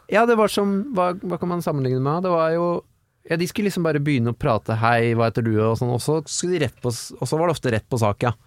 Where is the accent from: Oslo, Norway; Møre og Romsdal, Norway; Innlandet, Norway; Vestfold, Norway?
Oslo, Norway; Jeg kommer fra Tåsen